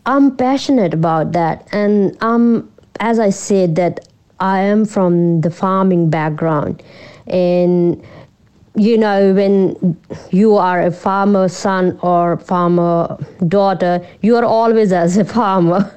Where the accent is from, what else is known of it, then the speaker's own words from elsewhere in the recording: Punjab, India; moved away as an adult; also born or lived in Amritsar / Melbourne; now in Shepparton, Australia; I grew up in um, India, northern part of India, Punjab. It's a rural place, yeah, in Punjab. So I grew up in, in the farm.